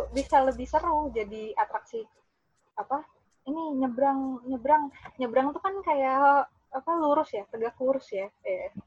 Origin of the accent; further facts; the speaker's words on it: Samarinda, East Kalimantan, Indonesia; moved away as an adult; saya ini orang Samarinda gitu. Saya dari kecil di Samarinda